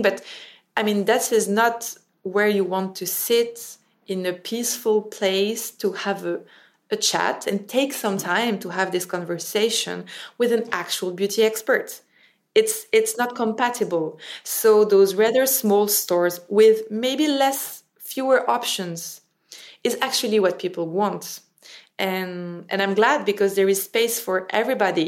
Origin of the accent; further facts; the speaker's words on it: Paris, Île-de-France, France; English is a second language; I was raised and born in Paris.